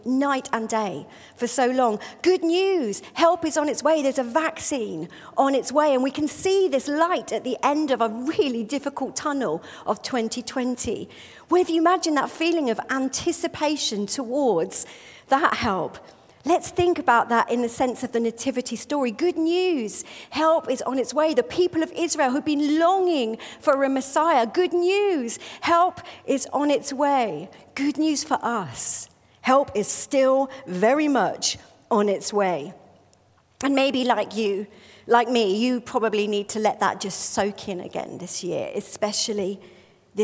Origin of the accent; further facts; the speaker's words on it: United Kingdom; I'm British